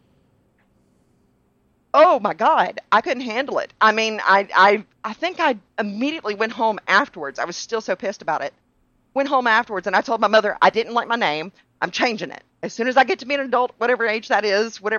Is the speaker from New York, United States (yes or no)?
no; Alabama, United States; also born or lived in Natchez, Mississippi; we moved from Natchez to Alabama when I was going into the second grade.